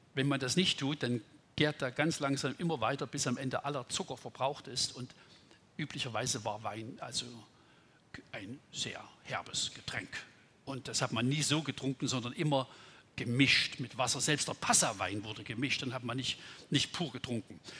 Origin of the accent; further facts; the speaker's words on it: Hartmannsdorf, Saxony, Germany; aus meiner Heimat, wo ich herkomme. Ich wohne ja so im Erzgebirgsvorland